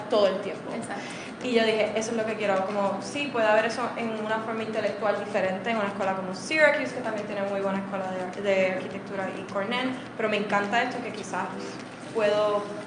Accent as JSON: {"language": "Spanish", "town": "San Juan", "country": "Puerto Rico", "tie": "born or raised there", "said": "yo nací, crecí en Miramar, así que aquí mismo"}